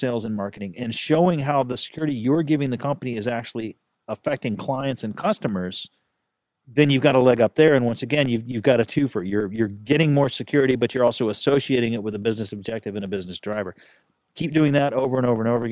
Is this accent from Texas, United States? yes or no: yes; Texas, United States; I'm a Texan